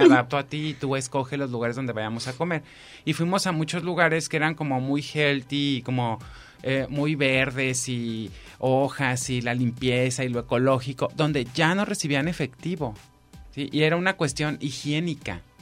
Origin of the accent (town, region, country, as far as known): Mexico